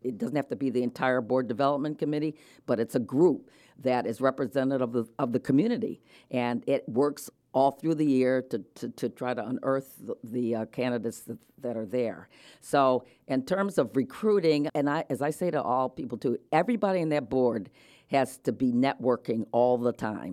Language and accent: English; Rochester, New York, United States; moved away; also born or lived in Delaware / Connecticut; I was born in Rochester, New York, to an Episcopal minister and, uh, a wife